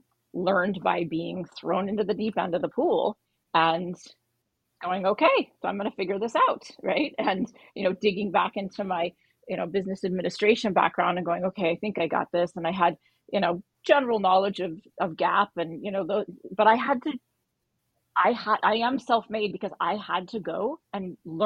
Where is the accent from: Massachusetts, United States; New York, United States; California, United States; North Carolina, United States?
California, United States; Bay Area, Silicon Valley; I grew up in the Bay Area. So literally here in Silicon Valley